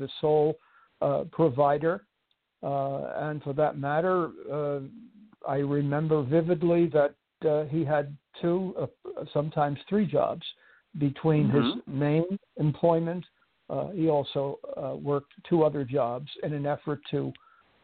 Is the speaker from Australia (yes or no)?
no; New York City, New York, United States; I was born in New York City in the borough of Brooklyn.